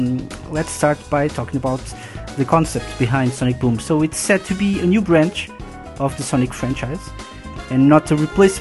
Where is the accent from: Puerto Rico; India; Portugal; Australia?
Portugal; I'm from Portugal